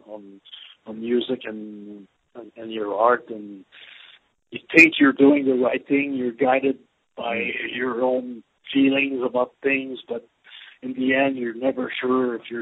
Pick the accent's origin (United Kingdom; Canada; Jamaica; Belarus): Canada; moved away as an adult; now in Dallas, United States; I'm originally from Canada, but I've been living in Dallas, Texas for 4 years now.